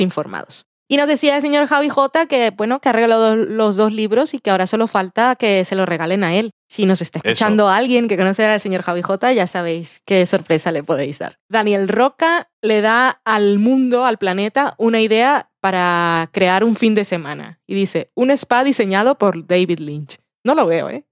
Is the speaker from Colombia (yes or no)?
yes; Colombia; soy colombiana